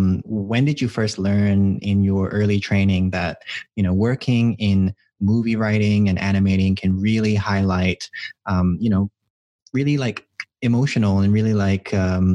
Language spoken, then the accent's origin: English; Philippines; as another Filipino person, you know, it was super meaningful to me to see a Filipino family dynamic on a screen.